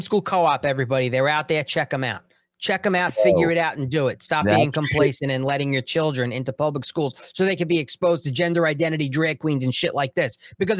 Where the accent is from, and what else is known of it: New York, United States; born or raised there